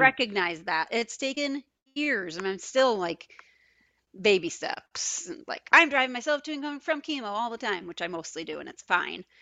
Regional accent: Binghamton, New York, United States; born or raised there; moved away; also born or lived in Geneseo, New York / Wisconsin

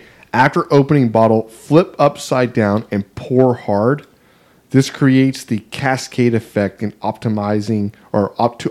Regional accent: the South, United States; I'm from the South, brother.

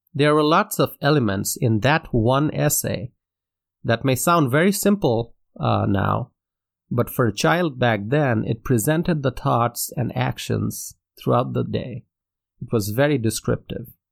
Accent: Dhaka, Dhaka Division, Bangladesh; first language Bengali; English is a second language; I grew up in Dhaka, Bangladesh, in Asia

